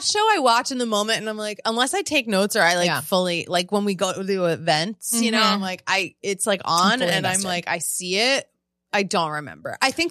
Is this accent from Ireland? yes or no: no; Italy; It's just like, I'm from Italy, and it's like so good, actually.